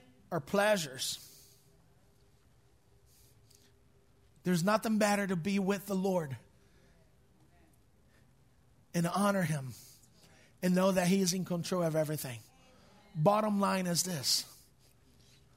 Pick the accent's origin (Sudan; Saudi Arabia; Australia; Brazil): Brazil; English is a second language; moved away; My father was a pastor of a big church, more than 5,000 people at our church in Brazil